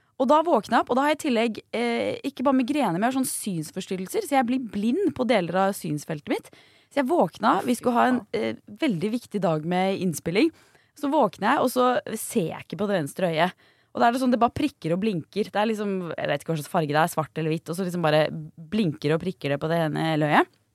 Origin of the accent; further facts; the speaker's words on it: near Jar, Bærum, Akershus, Norway; Eh, jar i Bærum. Det er rett ved der jeg kommer fra